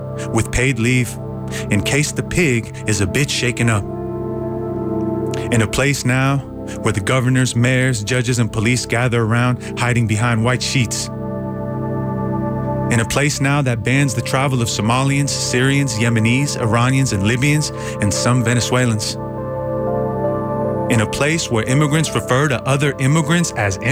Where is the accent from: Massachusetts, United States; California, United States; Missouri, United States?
California, United States; Bay Area; also born or lived in Iran; As an immigrant, growing up in the Bay Area